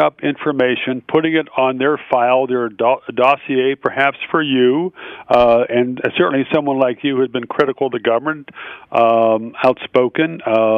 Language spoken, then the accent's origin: English; the South, United States; I was raised in the South